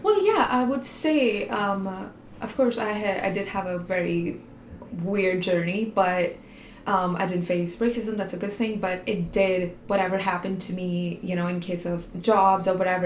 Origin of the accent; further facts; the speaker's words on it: India; moved away as an adult; now in Canada; I was Indian